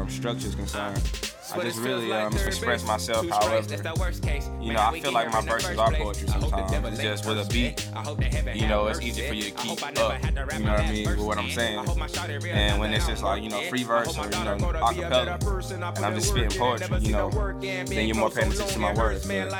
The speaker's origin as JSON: {"language": "English", "town": "Columbus", "region": "Mississippi", "country": "United States", "tie": "born or raised there", "also_born_or_lived": "Detroit, Michigan", "said": "I'm from Columbus, Mississippi. I was actually born in Detroit"}